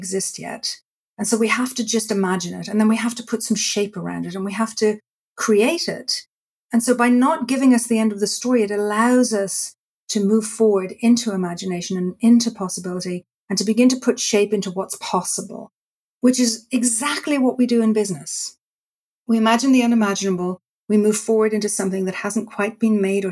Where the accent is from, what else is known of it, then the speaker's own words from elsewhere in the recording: Dublin, Leinster, Ireland; I was born in Dublin, Ireland, and I grew up in a culture where storytelling was really the way people speak.